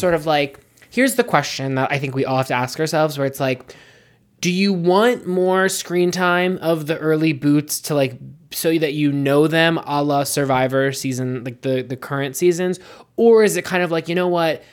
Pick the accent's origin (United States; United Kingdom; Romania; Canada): United States; I'm an American.